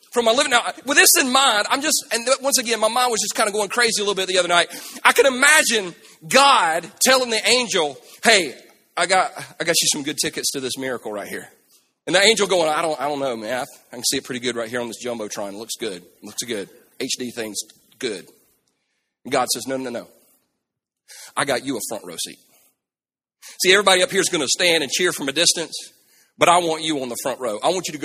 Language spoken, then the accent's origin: English; South Carolina, United States; Now, we're from South Carolina. We ain't never been in no violent earthquake. Never. Never. That we had. Y'all remember the earthquake we had like 2 years ago? You remember in South Carolina?